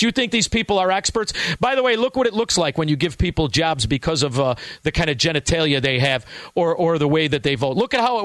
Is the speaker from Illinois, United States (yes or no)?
yes; Melrose Park, Illinois, United States; now in Elmwood Park, United States; I grew up in Melrose Park.